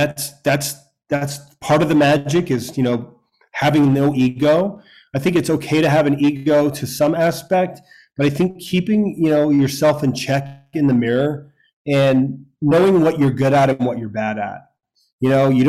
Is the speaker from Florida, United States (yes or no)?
yes; a small town in Florida, United States; also born or lived in New York; we moved to a small town in Florida after I was born in New York, and my dad started the local fire department with his buddies, and he remained the fire chief of a volunteer fire department, probably had 50 or so guys from our hometown